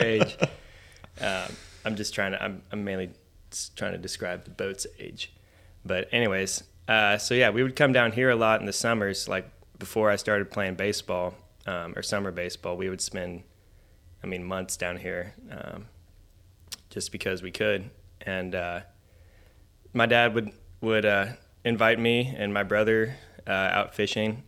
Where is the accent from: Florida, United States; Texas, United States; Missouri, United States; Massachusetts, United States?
Texas, United States; Richardson; I grew up in a city called Richardson, which is about fifteen, twenty minutes north of Dallas